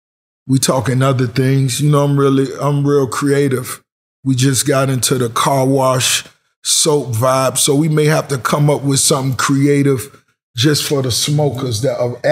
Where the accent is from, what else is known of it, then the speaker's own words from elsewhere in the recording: Miami, Florida, United States; Growing up in Miami, the club shit is what we really growed up in.